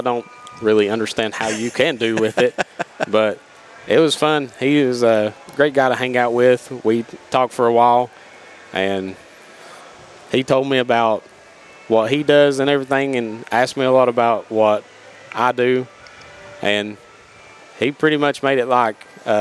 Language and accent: English; South Greene area, Greene County, Tennessee, United States; I grew up in the South Greene area